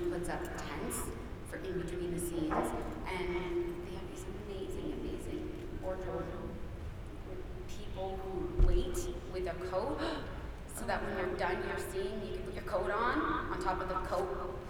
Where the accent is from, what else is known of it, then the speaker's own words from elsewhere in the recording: Canada; also born or lived in England; I've never experienced that cold in my life, and I am Canadian. I lived in England, like, my life